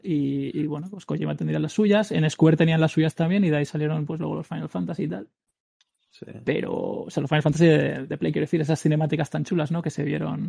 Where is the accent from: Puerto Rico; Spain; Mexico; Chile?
Spain; soy el único español